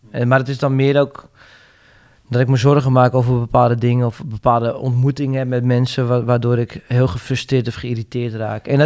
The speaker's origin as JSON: {"language": "Dutch", "country": "Netherlands", "said": "Ik ben, ik ben een Hollander"}